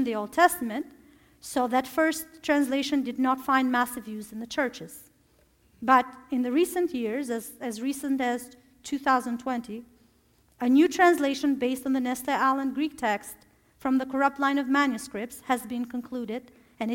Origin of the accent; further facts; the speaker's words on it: Albania; moved away; I'm from Albania